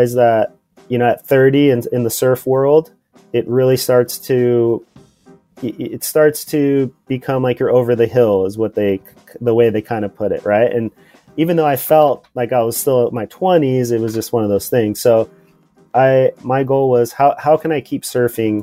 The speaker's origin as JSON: {"language": "English", "town": "Port Hueneme", "region": "California", "country": "United States", "tie": "born or raised there", "said": "I grew up in California in a small town called Port Hueneme, which is, it's an hour north"}